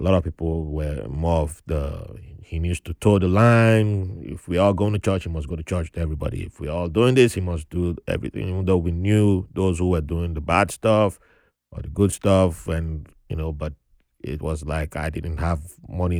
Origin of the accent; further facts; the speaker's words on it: Nigeria; accent: Nigerian; now in United States; with my accent being fresh from Nigeria